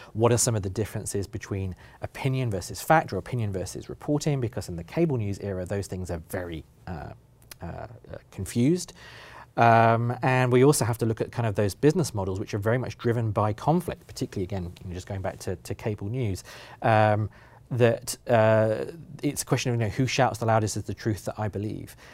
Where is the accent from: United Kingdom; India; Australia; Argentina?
United Kingdom; now in Oregon, United States; as a British person